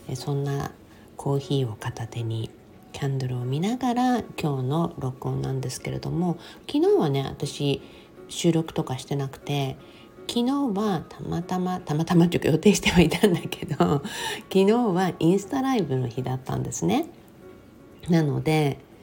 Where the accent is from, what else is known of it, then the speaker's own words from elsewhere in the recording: Okinawa Island, Japan; 沖縄本島にね生まれ育ってその当時もねもうそこに住んでいた私